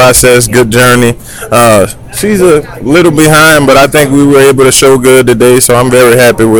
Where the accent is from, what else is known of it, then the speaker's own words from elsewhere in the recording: New Orleans, Louisiana, United States; moved away as an adult; now in Texas, United States; I was born and raised in New Orleans. I moved to Texas when I was about 32. I'm 34 now, so about 2 to 3 years ago, I moved to Texas